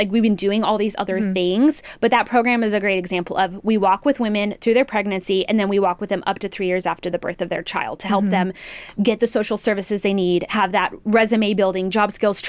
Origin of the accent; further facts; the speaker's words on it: New Mexico, United States; now in Texas, United States; I was born and raised in New Mexico. So I have that typical story of like, I wasn't born here, but I got here as quick as I could.